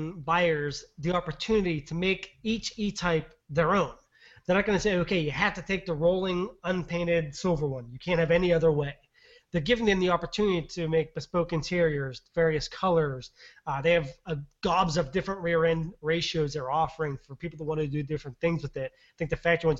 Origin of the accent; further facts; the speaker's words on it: United States; I'm American